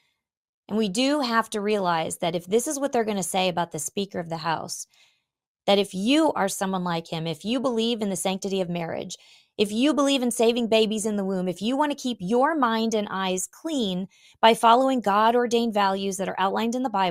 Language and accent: English; Illinois, United States; Illinois, my home state